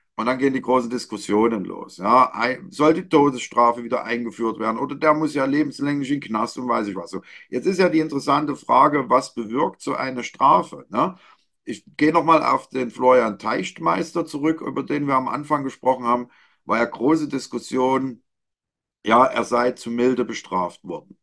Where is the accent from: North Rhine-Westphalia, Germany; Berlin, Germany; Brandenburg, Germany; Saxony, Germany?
Saxony, Germany; Leipzig; meine Heimatstadt. Hier geht es um Leipzig.